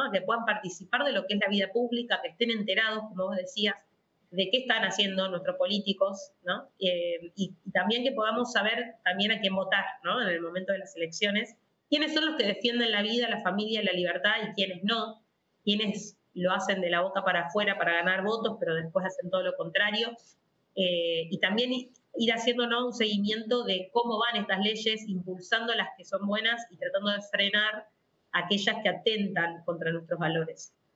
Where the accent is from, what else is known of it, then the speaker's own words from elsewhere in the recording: Rosario, Santa Fe, Argentina; soy de Rosario, de la ciudad de Rosario, siempre mi familia, digamos, eh, profesa la fe católica. Em, desde pequeña asistía a, mi parroquia, que es del Santísimo Sacramento, en la ciudad de Rosario